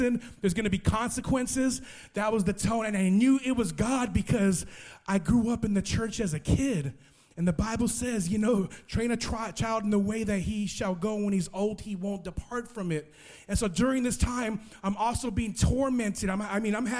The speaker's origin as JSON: {"language": "English", "town": "Los Angeles", "region": "California", "country": "United States", "tie": "born or raised there", "also_born_or_lived": "Las Vegas", "moved": "yes", "said": "I grew up in Los Angeles, California"}